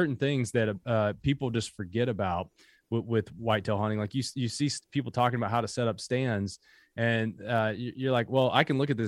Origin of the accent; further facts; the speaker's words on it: Kentucky, United States; also born or lived in Harlan County, Kentucky; I mean, I grew up in Appalachia. So born in Harlan County, grew up in Bell County, Kentucky.